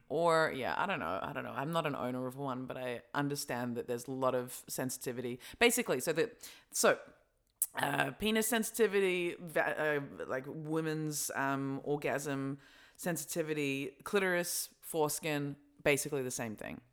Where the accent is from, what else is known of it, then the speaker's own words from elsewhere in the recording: Australia; now in Berlin, Germany; growing up in Australia